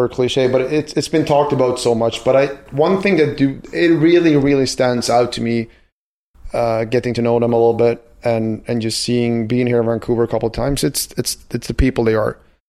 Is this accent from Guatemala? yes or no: no; Västernorrland County, Sweden; my hometown, it's 30,000 people, and we have Forsberg and Naslund and Hedman and the Sedins coming out of there.